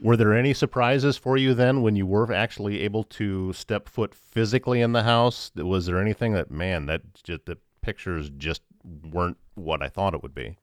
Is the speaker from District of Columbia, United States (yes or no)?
no; Iowa, United States; moved away; also born or lived in Georgia; I'm from Iowa.